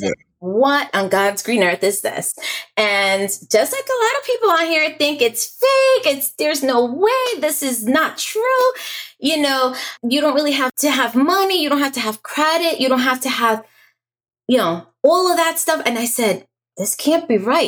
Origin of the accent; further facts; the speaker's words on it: New York, United States; moved away as an adult; also born or lived in Staten Island, New York; now in Florida, United States; I'm a New York native. I was born and raised in New York.